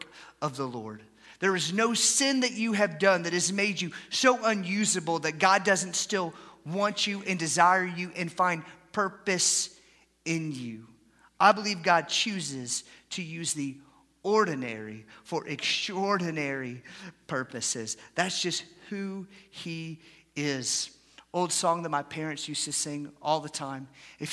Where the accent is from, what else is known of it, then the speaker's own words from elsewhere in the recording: Atlanta, Georgia, United States; moved away as an adult; also born or lived in Haskell, Texas; I grew up in Atlanta, Georgia